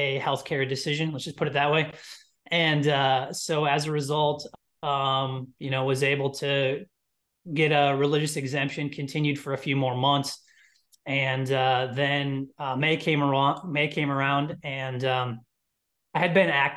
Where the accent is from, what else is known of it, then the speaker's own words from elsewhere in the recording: Midwest, United States; I'm from Midwest, three younger brothers, big sports family